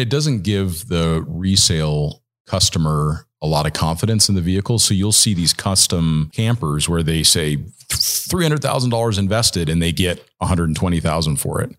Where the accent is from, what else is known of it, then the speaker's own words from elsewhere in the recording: Southern California, United States; I grew up in Southern California